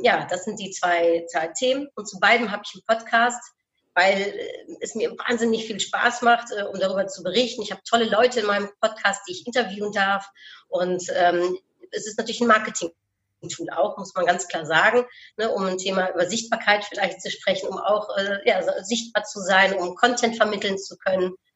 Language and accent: German; Netherlands; ich bin Niederländerin